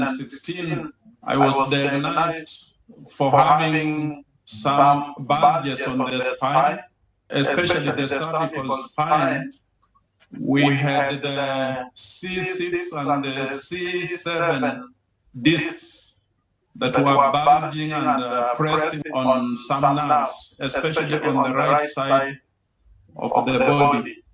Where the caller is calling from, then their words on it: Kenya; I'm calling from Kenya, East Africa.